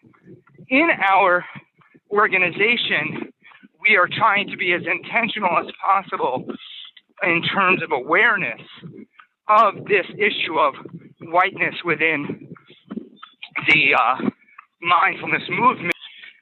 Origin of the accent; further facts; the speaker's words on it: Worcester, Massachusetts, United States; where I grew up in Worcester